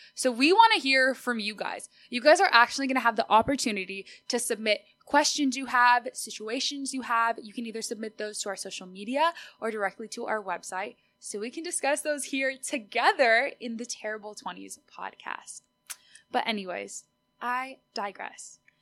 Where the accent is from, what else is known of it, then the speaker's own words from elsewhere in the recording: Austin, Texas, United States; first language Spanish; English is a second language; I was born and raised in Austin, Texas